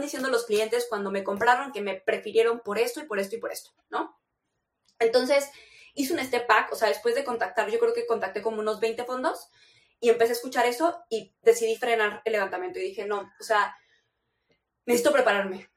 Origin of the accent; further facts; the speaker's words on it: Chihuahua, Mexico; Yo vengo de Chihuahua